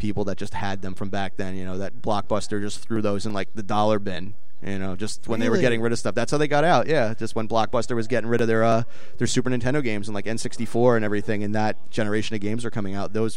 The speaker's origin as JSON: {"language": "English", "town": "New York City", "region": "New York", "country": "United States", "tie": "born or raised there", "said": "I grew up in Brooklyn"}